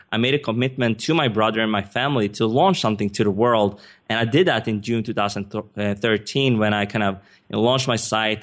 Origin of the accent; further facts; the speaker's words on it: Sweden; English is a second language; moved away as an adult; also born or lived in Stockholm / United States; I'm not a native English speaker. I was born and raised in Sweden